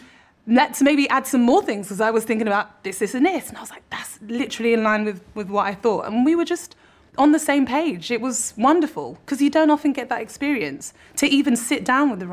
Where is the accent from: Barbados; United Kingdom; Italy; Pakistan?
United Kingdom; London; born or raised there